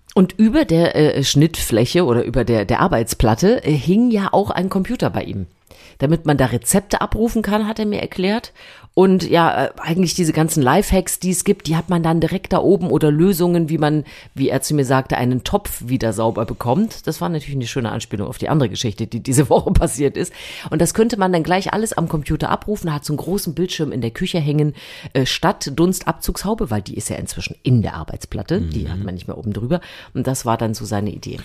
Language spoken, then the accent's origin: German; East Germany, Germany; ich habe natürlich, wie du weißt, an der Bummi-Spartakiade damals teilgenommen